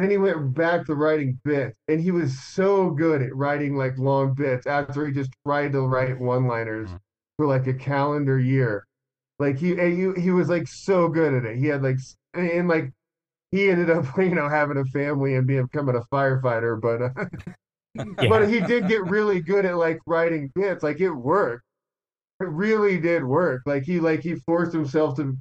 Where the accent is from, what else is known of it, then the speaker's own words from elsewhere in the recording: Omaha, Nebraska, United States; moved away as an adult; now in Denver, United States; I was from Omaha